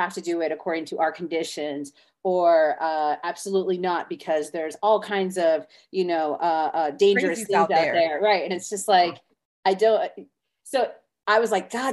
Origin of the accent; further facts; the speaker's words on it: a reservation in South Florida, United States; I'm Native American and I grew up on a reservation in South Florida, but I was raised on the reservation